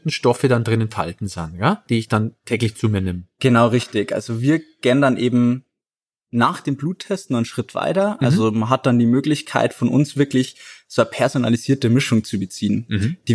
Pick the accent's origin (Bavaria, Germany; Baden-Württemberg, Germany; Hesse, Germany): Bavaria, Germany; Garching an der Alz; ich bin einer der Gründer von Löwy. Ich komme tatsächlich aus der Gegend, aus äh, Garching an der Alz.